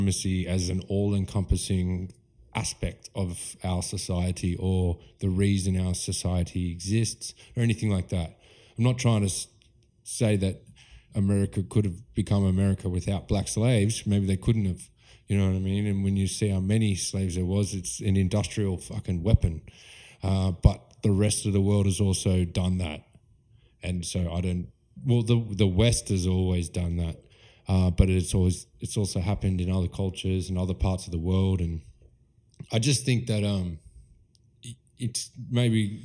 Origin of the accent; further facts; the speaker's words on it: Australia; I'm an Aussie, my blood's from Ireland and Scotland, but I'm here in Australia and I'm an Aussie.